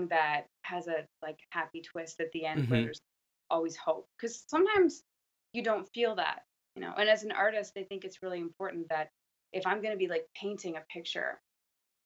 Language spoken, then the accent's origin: English; Canada; I'm Canadian